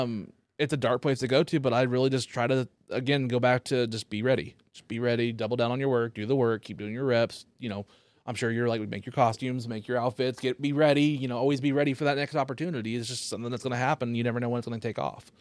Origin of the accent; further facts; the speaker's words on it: Copan, Oklahoma, United States; also born or lived in Bartlesville; I actually grew up in a town called Copan, which is about twenty minutes north of here